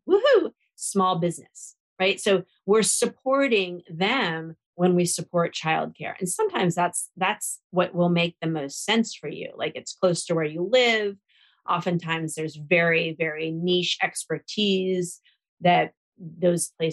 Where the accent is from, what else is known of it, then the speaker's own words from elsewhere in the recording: Seattle, Washington, United States; now in Washington, DC, United States; Now, I live in DC where we don't really have, you know, a concrete vote, but I'm from Seattle, Washington